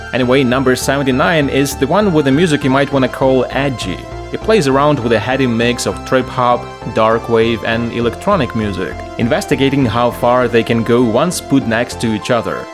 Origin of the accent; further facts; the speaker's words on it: Lviv, Lviv Oblast, Ukraine; here in Ukraine and my hometown Lviv